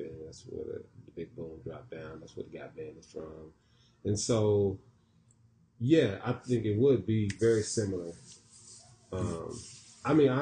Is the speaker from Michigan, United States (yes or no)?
no; Tulsa, Oklahoma, United States; now in Houston, United States; I'm from Tulsa, Oklahoma.